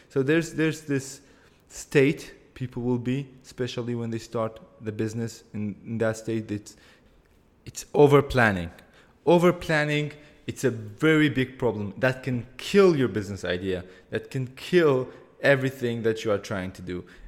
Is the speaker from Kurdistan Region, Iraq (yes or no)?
yes; Erbil, Kurdistan Region, Iraq; I am from Erbil, that's a city in Kurdistan region of Iraq, in the country of Iraq